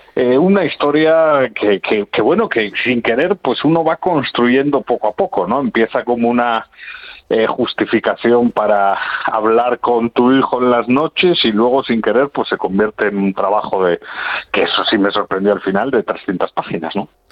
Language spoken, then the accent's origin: Spanish; Puerto de Vega, Asturias, Spain; los que viven allí y hemos crecido allí, el noroccidente asturiano